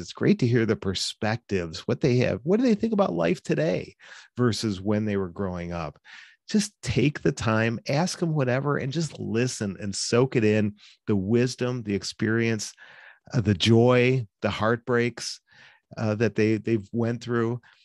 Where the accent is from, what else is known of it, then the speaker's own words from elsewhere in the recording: Cleveland, Ohio, United States; I grew up in in the Cleveland area. I still live here in, in Cleveland.